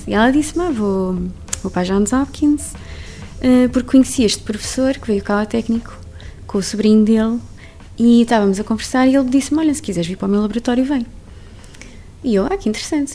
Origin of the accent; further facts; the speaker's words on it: Trancoso, Guarda, Portugal; moved away as an adult; also born or lived in Viseu / Lisbon; now in Baltimore, United States; nasci em Viseu, cresci em Trancoso, estudei em Lisboa, e vivo em Baltimore